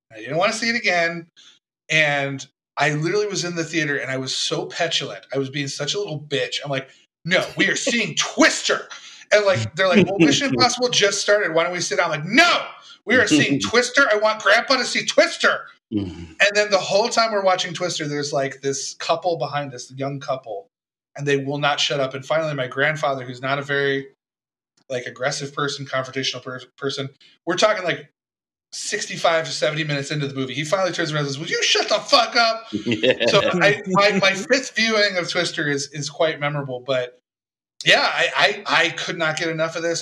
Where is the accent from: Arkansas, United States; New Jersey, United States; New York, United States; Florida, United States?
Florida, United States; Tampa; I grew up in Tampa